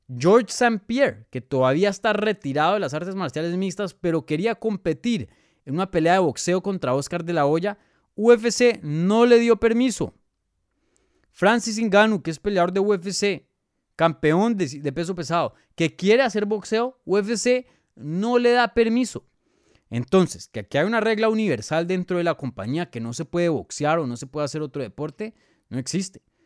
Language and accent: Spanish; Bogotá, Colombia; Colombiano. Soy de Bogotá, Colombia.